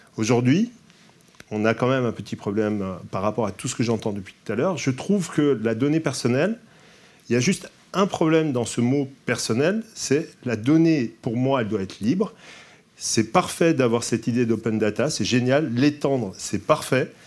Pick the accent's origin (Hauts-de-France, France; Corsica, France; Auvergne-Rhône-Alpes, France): Corsica, France; Je suis corse